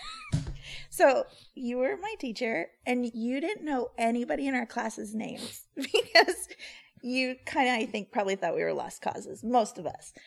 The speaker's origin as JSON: {"language": "English", "region": "Missouri", "country": "United States", "tie": "born or raised there", "moved": "as an adult", "lives_now": "Los Angeles, United States", "said": "I'm from Missouri, so I never studied in Chicago, but I was out here"}